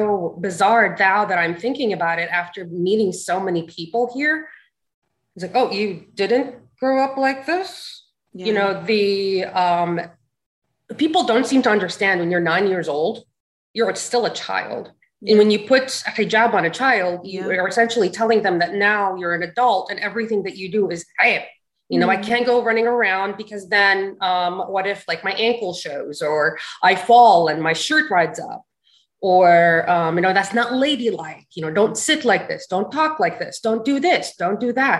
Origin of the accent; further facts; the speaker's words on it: Dhahran, Eastern Province, Saudi Arabia; moved away as an adult; also born or lived in Al-Hasa; now in United States; I'm originally, you know, from the Eastern province, Al-Hasa. And I didn't really grow up in Al-Hasa because both my parents worked in Dhahran. So I grew up there